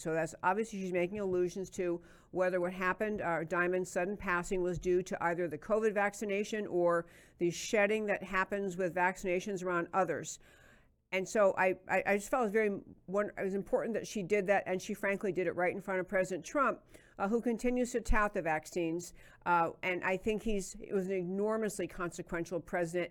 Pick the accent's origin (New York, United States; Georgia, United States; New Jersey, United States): New York, United States; I grew up in New York